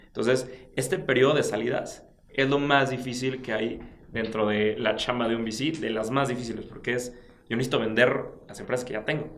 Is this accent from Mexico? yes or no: yes; Mexico; tú y yo somos mexicanos